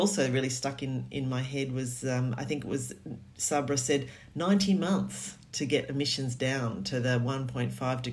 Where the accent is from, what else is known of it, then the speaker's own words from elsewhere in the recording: Australia; now in England, United Kingdom; being Australian, I've worked in coastal land management in Australia